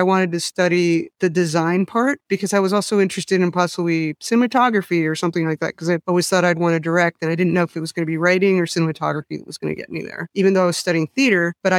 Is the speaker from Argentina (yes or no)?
no; Mexico; A lot of it came from growing up in Mexico.